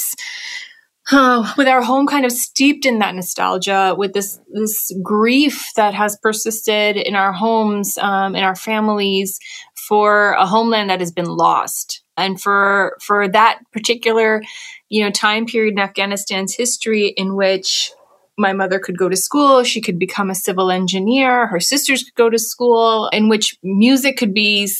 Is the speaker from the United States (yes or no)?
yes; United States; I was born and raised in the United States